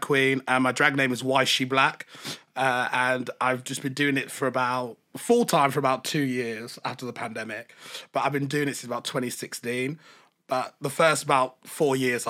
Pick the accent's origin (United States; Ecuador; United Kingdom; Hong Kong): United Kingdom; Birmingham, West Midlands; growing up in Birmingham